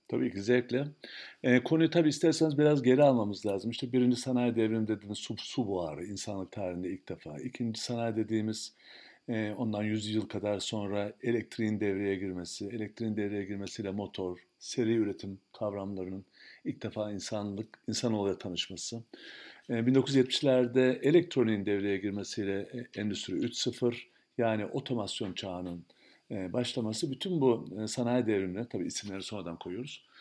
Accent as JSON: {"language": "Turkish", "country": "Turkey", "tie": "born or raised there", "said": "biz Türkiye'de büyüdük"}